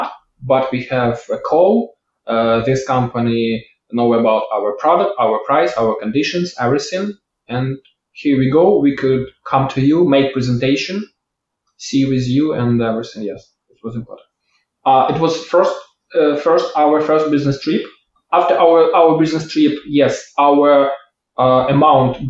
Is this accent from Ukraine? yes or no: yes; Ukraine; we are from Ukraine